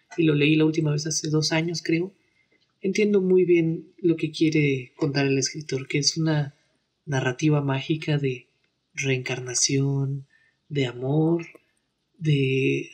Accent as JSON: {"language": "Spanish", "country": "Mexico", "said": "nuestro derecho como mexicanos"}